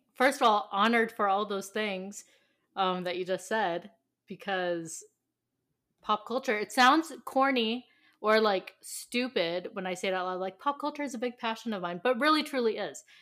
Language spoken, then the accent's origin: English; California, United States; I'm from California